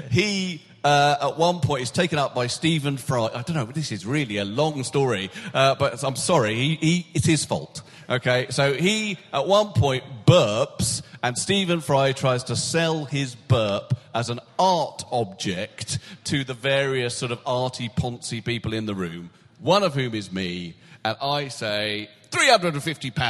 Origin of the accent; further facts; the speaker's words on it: United Kingdom; I can't. I am a British male celebrity